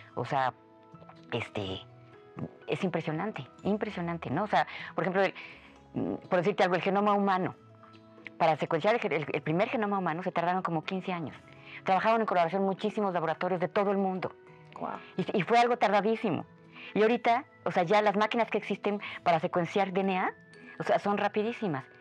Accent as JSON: {"language": "Spanish", "country": "Mexico", "said": "somos muchos menos en México"}